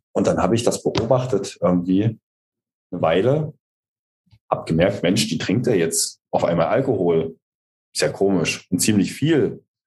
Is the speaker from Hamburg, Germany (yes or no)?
no; East Saxony, Germany; ich bin ja in Ostsachsen groß geworden